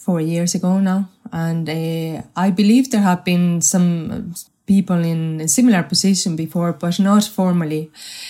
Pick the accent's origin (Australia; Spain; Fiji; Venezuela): Spain; English is a second language; moved away as an adult; also born or lived in Madrid; now in Ireland; I wasn't born in Ireland. But funny enough, I have spent more time in Ireland than I have spent in my home country in Spain.